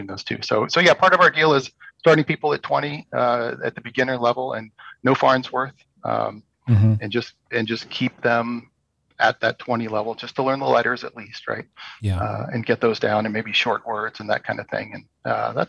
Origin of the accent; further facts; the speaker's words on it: San Francisco Bay Area, California, United States; moved away as an adult; also born or lived in Chico, California; now in Sacramento, United States; I grew up in San Francisco Bay Area.